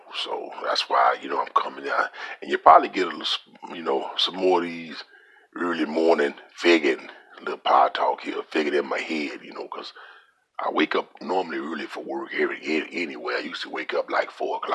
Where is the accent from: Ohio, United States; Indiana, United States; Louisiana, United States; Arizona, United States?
Louisiana, United States; I'm from Louisiana